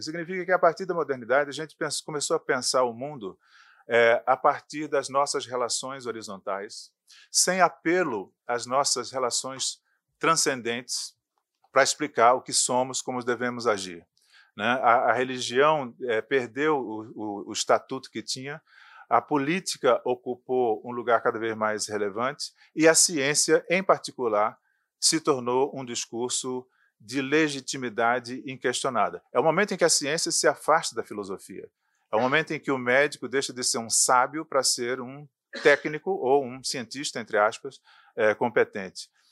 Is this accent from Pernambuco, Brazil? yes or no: yes; sertão of Pernambuco, Brazil; No sertão de Pernambuco, onde eu nasci